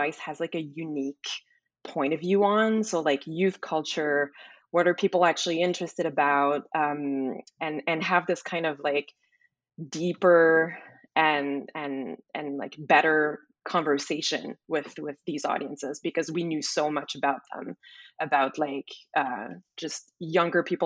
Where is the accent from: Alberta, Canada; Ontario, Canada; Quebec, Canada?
Quebec, Canada; Montreal; moved away as an adult; also born or lived in Toronto; now in Los Angeles, United States; I'm from Montreal, like you mentioned, born and raised